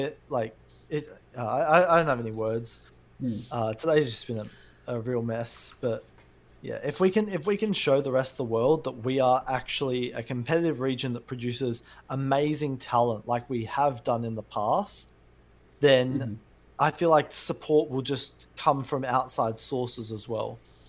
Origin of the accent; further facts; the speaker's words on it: Australia; we're Australian, okay?